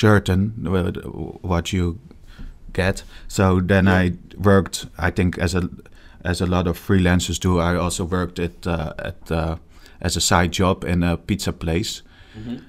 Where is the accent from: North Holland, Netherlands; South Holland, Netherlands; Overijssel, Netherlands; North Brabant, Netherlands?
South Holland, Netherlands; Rotterdam; I'm 34, born and raised in Rotterdam.